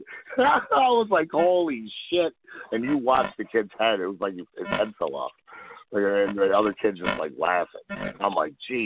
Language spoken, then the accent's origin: English; Detroit, Michigan, United States; I'm from Detroit